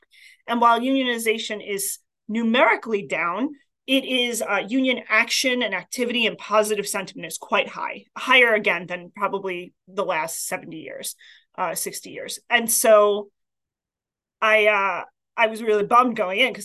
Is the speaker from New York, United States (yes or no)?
yes; New York City, New York, United States; moved away as an adult; also born or lived in Queens, New York / Massachusetts / Boston; now in Vermont, United States; I grew up in Staten Island, New York, but I was born in Queens